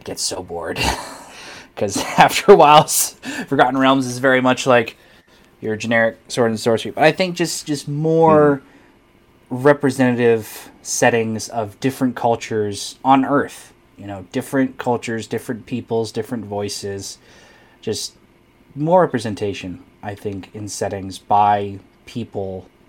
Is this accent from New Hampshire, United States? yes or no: yes; small town rural New Hampshire, United States; growing up in New England, it's not a very diverse area, especially in small town rural New Hampshire.